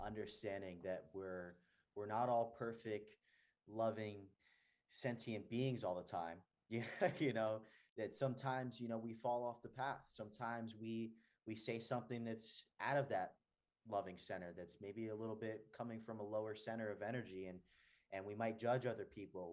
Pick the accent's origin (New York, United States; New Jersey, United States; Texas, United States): New Jersey, United States; moved away as an adult; also born or lived in San Diego, California / Venice Beach, California; now in Atlanta, United States; I was born and raised in New Jersey, and I moved to California